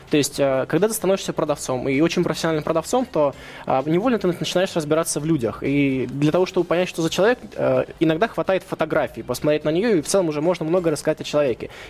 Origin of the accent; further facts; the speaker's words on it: Russia; born there; Может быть, мне повезло то, что я родился в России, то, что я не проживал вот этих вот, вот мероприятий, там, событий, которые были в 90-х.